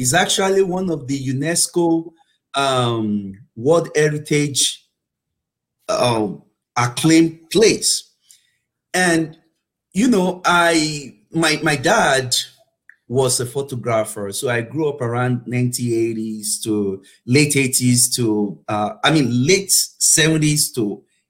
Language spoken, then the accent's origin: English; Nigeria; moved away as an adult; also born or lived in United Kingdom; now in Oklahoma, United States; I was born in Nigeria, and I had my elementary school in Nigeria, and I had my high school in Nigeria as well